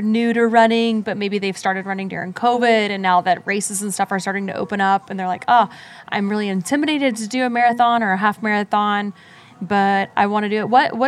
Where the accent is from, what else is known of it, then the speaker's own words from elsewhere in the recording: Virginia Beach, Virginia, United States; I'm doing it here in my hometown in Virginia Beach